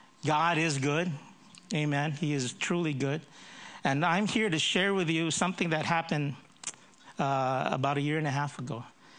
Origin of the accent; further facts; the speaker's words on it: United States; accent: American; I grew up in the States when I was young, so that's why I have a bit of an American accent. But this is not the typical Filipino accent.